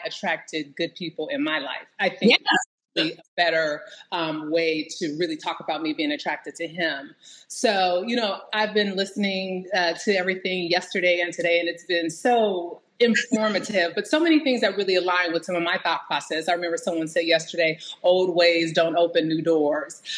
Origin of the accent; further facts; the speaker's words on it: Bay Area, Silicon Valley, California, United States; I am from the Bay Area, so Silicon Valley